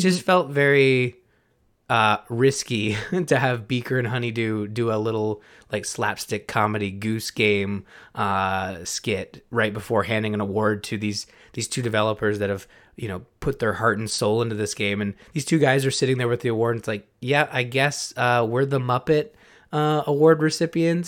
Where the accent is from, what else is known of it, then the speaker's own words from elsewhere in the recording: Canada; we're also Canadian